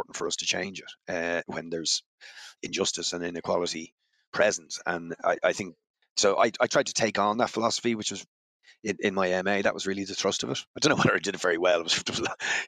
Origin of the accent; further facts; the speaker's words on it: Dún Laoghaire, Leinster, Ireland; also born or lived in London / Spain; it was the area I was from